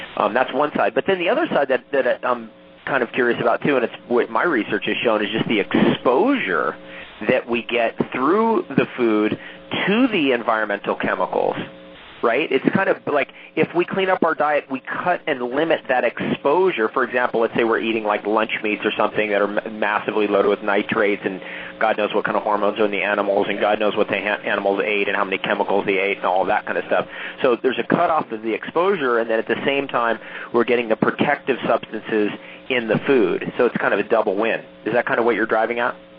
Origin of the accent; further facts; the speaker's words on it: Toms River, New Jersey, United States; also born or lived in California / Ontario, Canada; now in Hawaii, United States; I'm from originally from Tom's River, so um, from one New Jerseyite